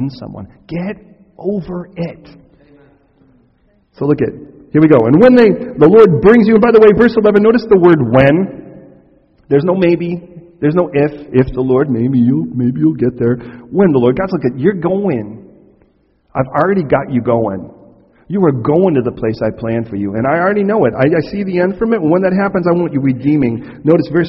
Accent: United States; I'm American

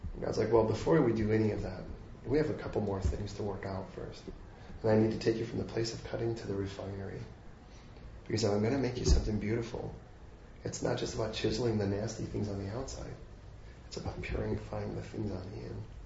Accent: United States; I'm American

